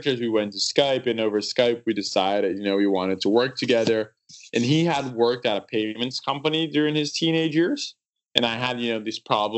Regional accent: São Paulo, Brazil; English is a second language; now in United States; we're both from Sao Paulo

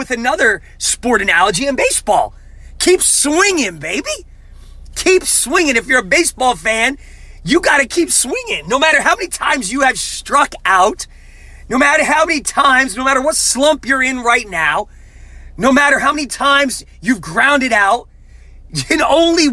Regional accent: New Jersey, United States; moved away as an adult; also born or lived in Tulsa, Oklahoma; growing up in Jersey, man, basketball was my sport

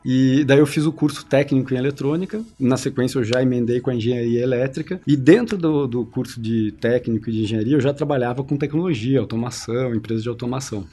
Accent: Curitiba, Paraná, Brazil; eu nasci em Curitiba

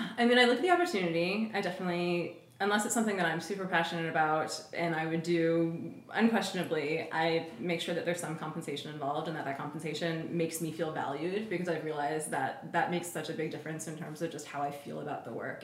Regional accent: Oakland, California, United States; my partner and I are both born and raised in Oakland, so we have a community here

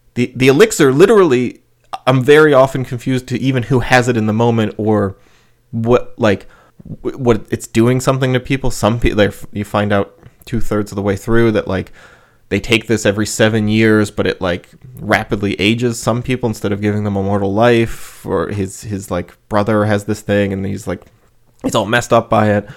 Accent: United States; that's my perception as an American

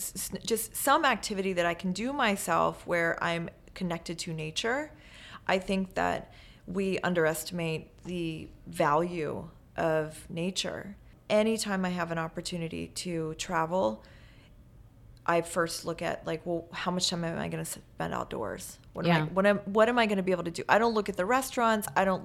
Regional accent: Maryland, United States; also born or lived in Paris, France; I grew up in Maryland on the Eastern Shore, which is a kind of a little annex of the East Coast of Maryland

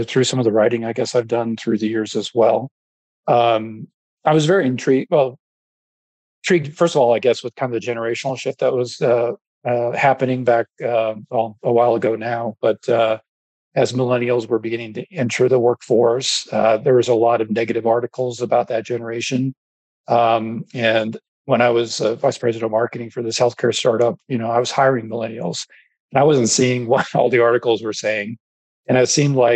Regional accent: South Dakota, United States; moved away as an adult; also born or lived in Washington, D.C. / Texas; now in Santa Fe, United States; my home state in South Dakota

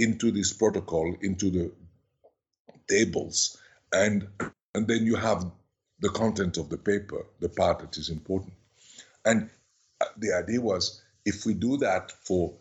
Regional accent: Switzerland; also born or lived in Paris, France; And this family took me to Switzerland and never gave me back

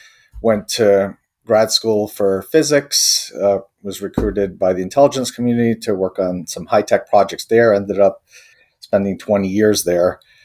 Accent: Croatia; also born or lived in Austria; now in United States; I was born in Croatia in the former Yugoslavia, where I initially grew up, and we ended up having to escape from the country, ended up as a refugee in Austria while we waited for asylum in the U.S.

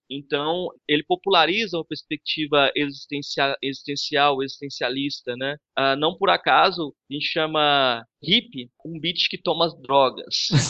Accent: Jataí, Goiás, Brazil; Nós nos inventamos como brasileiros, nós nos inventamos como uh, goianos e até jataienses, inclusive.

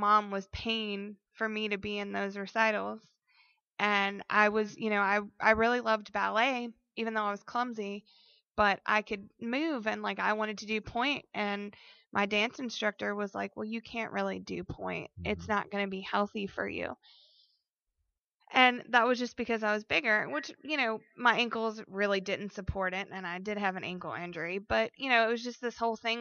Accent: Colonial Heights, Virginia, United States; I grew up in Colonial Heights.

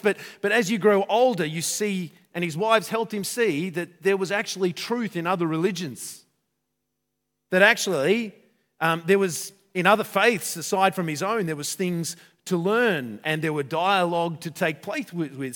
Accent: Australia; I'm Australian

